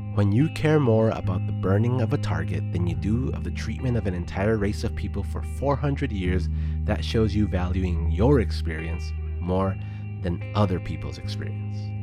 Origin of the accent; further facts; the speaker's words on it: Texas, United States; my home state of Texas